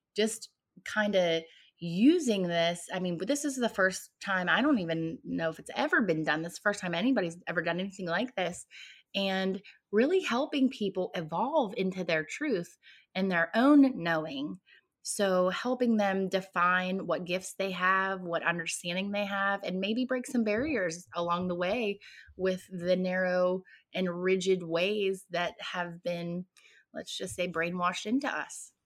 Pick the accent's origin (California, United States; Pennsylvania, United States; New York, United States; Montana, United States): Pennsylvania, United States; southwestern; I was born in southwestern Pennsylvania. Um, I was born and raised there, actually.